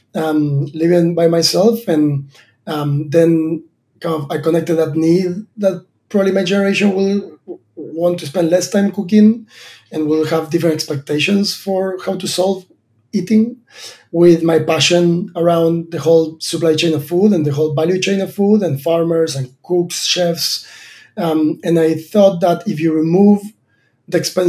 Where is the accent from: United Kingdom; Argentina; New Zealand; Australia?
Argentina; moved away as an adult; I was born in Argentina and a farm. My dad is a farmer